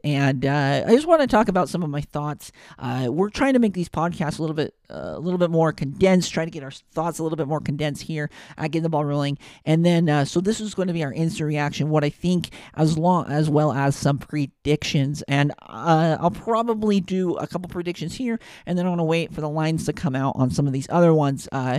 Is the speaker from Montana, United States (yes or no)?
yes; Montana, United States; being in Big Sky country and growing up in Big Sky country